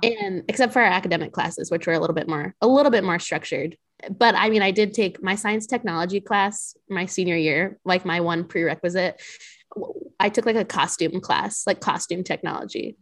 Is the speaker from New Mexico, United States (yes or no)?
yes; New Mexico, United States; now in Chicago, United States; I'm originally from New Mexico